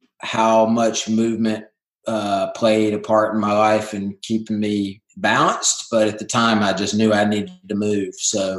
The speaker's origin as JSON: {"language": "English", "region": "lower Alabama", "country": "United States", "tie": "born or raised there", "said": "Yeah, I grew up in L.A., and that's not Los Angeles. It's lower Alabama."}